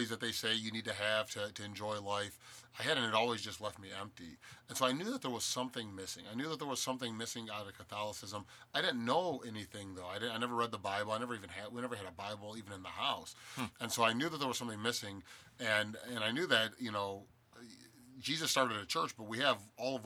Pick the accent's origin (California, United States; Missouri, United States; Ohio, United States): Ohio, United States; Cleveland; Born and raised in Cleveland. I lived here up until my salvation